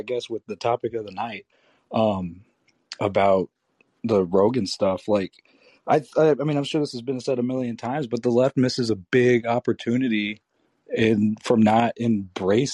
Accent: Texas, United States; I'm from Texas

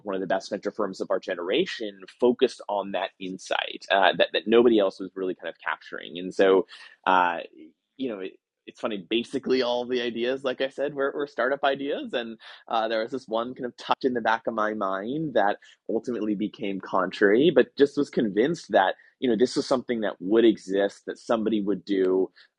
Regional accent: New Jersey, United States; moved away as an adult; also born or lived in Boston; I grew up in New Jersey, went to school kind of in Boston

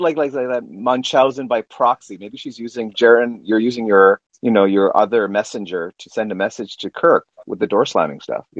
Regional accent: Canada; I'm Canadian.

